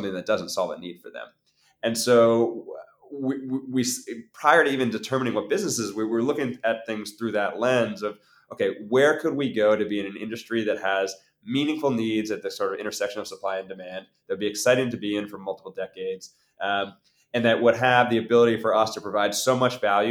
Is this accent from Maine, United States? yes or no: yes; Maine, United States; I grew up in Maine